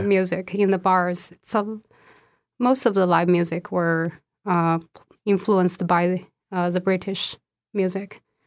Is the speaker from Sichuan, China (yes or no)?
yes; Sichuan, China; first language Sichuanese; English is a second language; moved away as an adult; also born or lived in Nebraska / Athens, Ohio; now in United States; I was born and raised in Sichuan